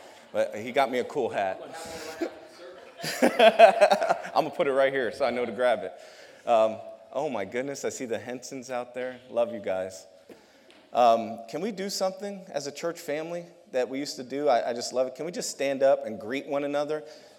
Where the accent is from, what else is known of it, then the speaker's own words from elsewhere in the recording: New York, United States; New York.